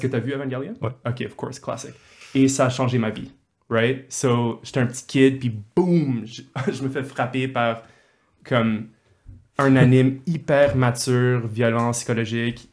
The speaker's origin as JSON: {"language": "French", "town": "Montreal", "region": "Quebec", "country": "Canada", "tie": "born or raised there", "said": "je suis né à Montréal et je suis allé au secondaire avec toi, Paul, Collège de Montréal"}